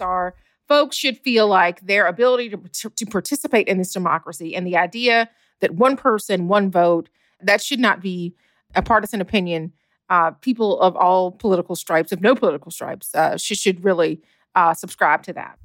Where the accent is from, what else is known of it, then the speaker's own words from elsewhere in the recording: Georgia, United States; my home state of Georgia